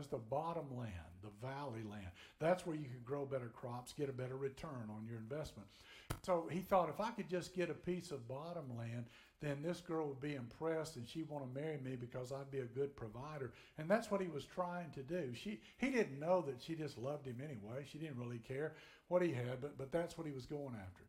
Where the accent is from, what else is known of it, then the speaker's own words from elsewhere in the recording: Tennessee, United States; I'm from Tennessee